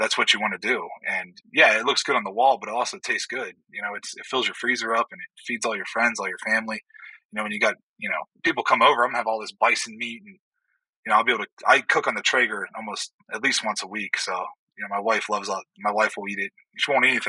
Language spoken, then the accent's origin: English; Youngstown, Ohio, United States; moved away; I grew up in Northeast Ohio, up around Youngstown